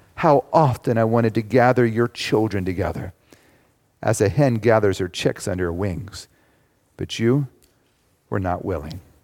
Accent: United States; I'm an American. I am very thankful to be a citizen of the United States.

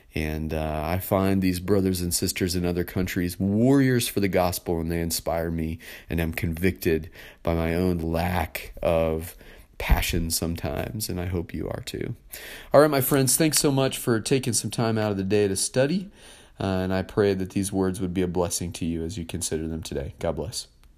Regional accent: United States; as American citizens

